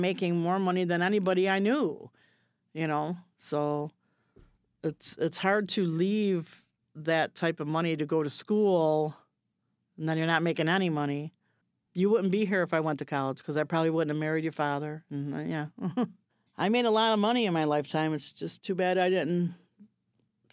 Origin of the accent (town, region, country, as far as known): Chicago, Illinois, United States; born or raised there; also born or lived in Maryville, Tennessee